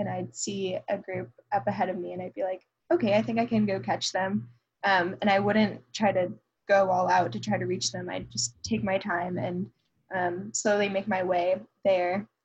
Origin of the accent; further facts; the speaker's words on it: Roswell, Georgia, United States; moved away; people from my hometown. So a lot of people from my high school still live around the Atlanta area